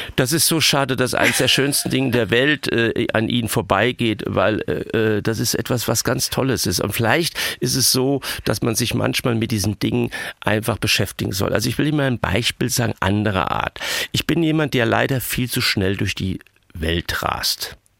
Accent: Hunsrück, Rhineland-Palatinate, Germany; moved away; Wenn Sie im Hunsrück groß werden, am Rande dieser Region und in den Milieus groß geworden bin, wo ich groß geworden bin

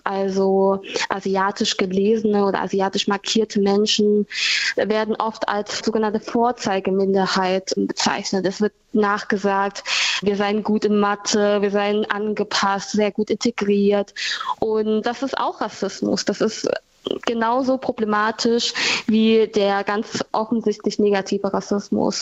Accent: Germany; also born or lived in Vietnam; die in Deutschland aufgewachsen gewachsen ist

